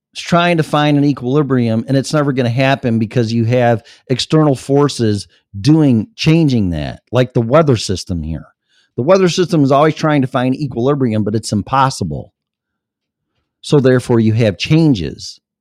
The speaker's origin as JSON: {"language": "English", "town": "Streamwood", "region": "Illinois", "country": "United States", "tie": "born or raised there", "also_born_or_lived": "Elgin, Illinois", "said": "my hometown's right next door to that, Streamwood, Illinois"}